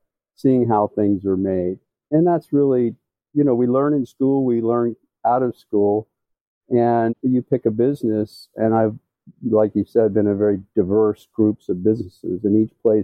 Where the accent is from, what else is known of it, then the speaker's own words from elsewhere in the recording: Washington, District of Columbia, United States; As a kid growing up in the Washington, D.C. area